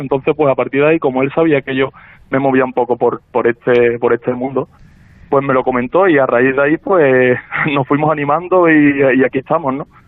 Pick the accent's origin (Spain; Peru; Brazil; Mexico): Spain; Seville, Andalusia; nosotros somos varios socios sevillanos